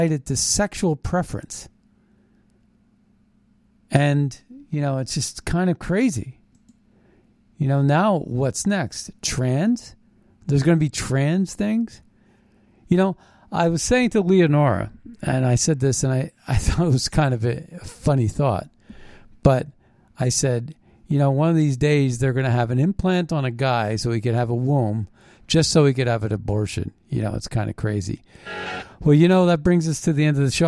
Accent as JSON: {"language": "English", "town": "Philadelphia", "region": "Pennsylvania", "country": "United States", "tie": "born or raised there", "said": "I was born in Philadelphia"}